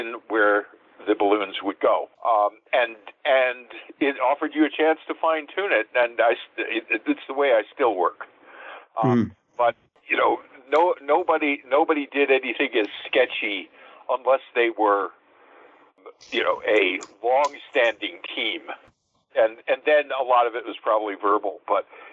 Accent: Westchester County, New York, United States; moved away as an adult; also born or lived in Chicago, Illinois; I grew up in Westchester County, New York, which is just north of New York City

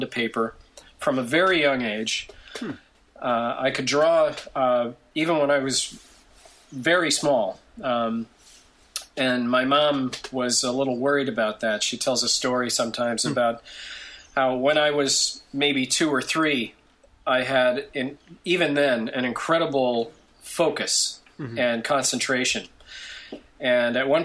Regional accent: Grand Rapids, Michigan, United States; also born or lived in Detroit / Ann Arbor; I grew up in the Midwestern state of Michigan

